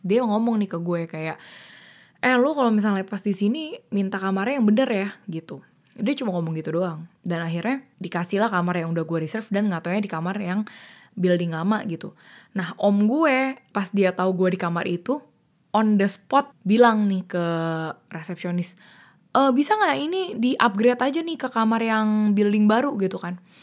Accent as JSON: {"language": "Indonesian", "region": "Jakarta", "country": "Indonesia", "tie": "born or raised there", "said": "gue sebenarnya asli orang Jakarta, gue lahir di Jakarta"}